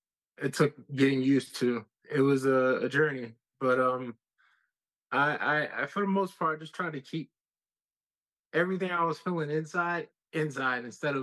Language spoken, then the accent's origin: English; Bronx, New York, United States; And, you know, I'm from the Bronx, you know, ….